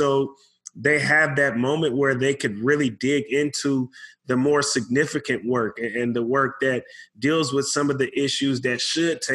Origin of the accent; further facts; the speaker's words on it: Bay Area, California, United States; I'm a Bay Area guy, born and raised in the Bay